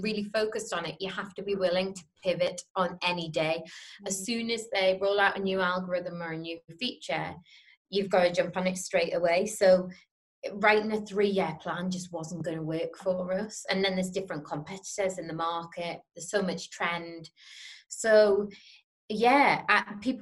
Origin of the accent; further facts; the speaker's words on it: Newcastle upon Tyne, North East England, United Kingdom; I was from Newcastle